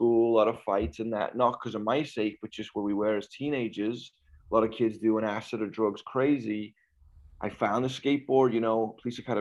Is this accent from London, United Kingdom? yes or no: no; Liverpool, North West England, United Kingdom; moved away as an adult; now in United States; born and raised Liverpool, England.